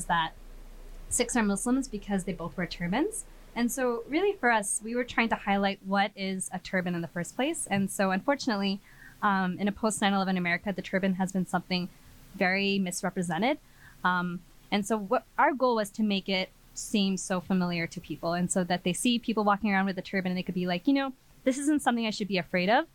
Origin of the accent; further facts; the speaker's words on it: Colorado Springs, Colorado, United States; I grew up in Colorado Springs